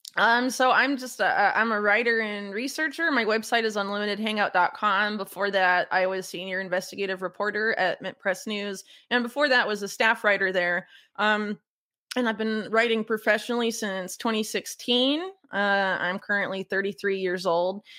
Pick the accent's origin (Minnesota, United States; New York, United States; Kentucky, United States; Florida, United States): Florida, United States; Sarasota; moved away as an adult; also born or lived in North Carolina; now in South America; I grew up in Florida, Sarasota